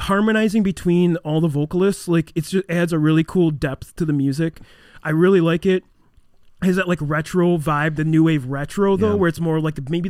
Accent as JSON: {"language": "English", "region": "Wisconsin", "country": "United States", "said": "I'm from Wisco, dude."}